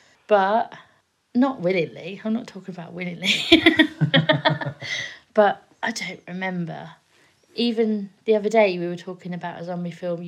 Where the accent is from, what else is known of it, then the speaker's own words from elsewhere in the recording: England, United Kingdom; also born or lived in Kent / Oxfordshire; now in Faringdon, United Kingdom; Considering we're English